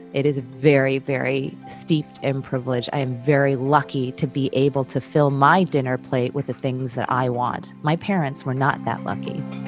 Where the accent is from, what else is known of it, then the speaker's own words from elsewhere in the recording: United States; I'm Korean American